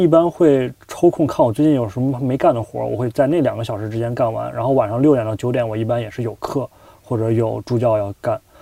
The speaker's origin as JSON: {"language": "Chinese", "country": "China", "moved": "as an adult", "lives_now": "Chicago, United States", "said": "我们编剧课就我一个中国人"}